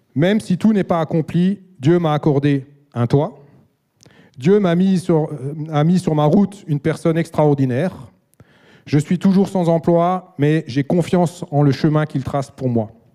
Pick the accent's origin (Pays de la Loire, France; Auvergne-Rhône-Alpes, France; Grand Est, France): Grand Est, France; Alsace; Je suis alsacien et j'ai grandi dans une famille chrétienne